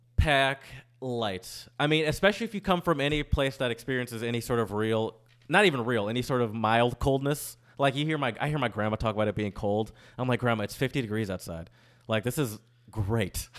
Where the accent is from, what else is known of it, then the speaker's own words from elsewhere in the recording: Michigan, United States; also born or lived in Louisiana; now in New Orleans, United States; I'm from Michigan